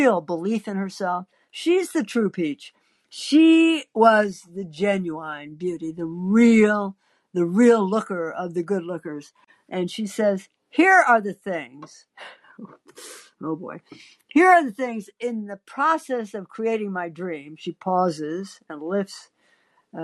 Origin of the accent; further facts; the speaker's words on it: Midwest, United States; I was born in the Midwest, the heart of the country in the sticks in a schoolhouse.